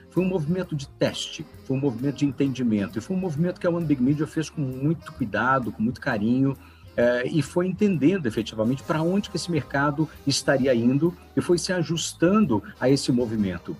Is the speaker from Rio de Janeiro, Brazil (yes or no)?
no; Belo Horizonte, Minas Gerais, Brazil; also born or lived in São Paulo; now in Nova Lima, Brazil; Eu sou natural de Belo Horizonte